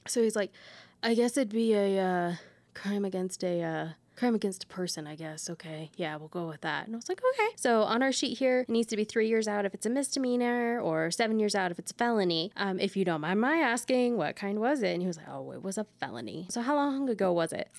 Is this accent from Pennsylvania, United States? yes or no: no; Texas, United States; now in Colorado, United States; we grew up in Texas together